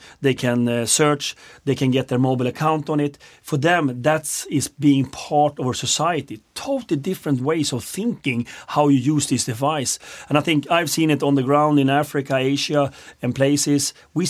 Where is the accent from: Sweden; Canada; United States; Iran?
Sweden; I'm from Sweden.